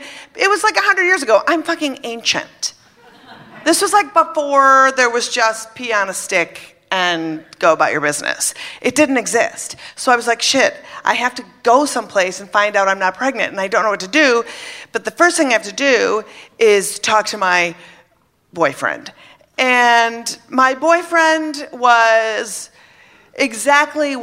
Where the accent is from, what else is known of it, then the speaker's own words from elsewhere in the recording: Minnesota, United States; I was brought up in Minnesota, Catholic